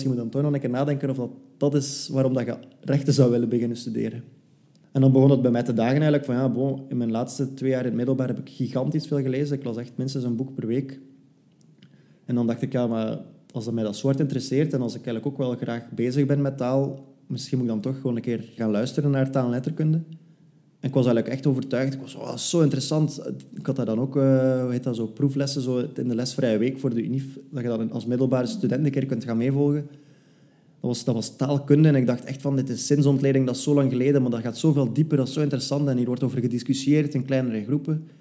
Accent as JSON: {"language": "Dutch", "region": "Flanders", "country": "Belgium", "lives_now": "Brussels, Belgium", "said": "Ik ben afkomstig uit West-Vlaanderen, maar ik probeer dat zo goed mogelijk te verbergen. Ik heb eh, in Leuven gestudeerd en nu woon ik ondertussen ook al bijna twee jaar in Brussel."}